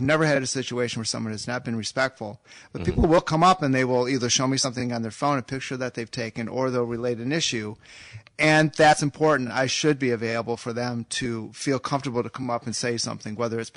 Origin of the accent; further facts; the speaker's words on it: Saugatuck, Michigan, United States; also born or lived in Chicago; originally from Saugatuck, born and raised here.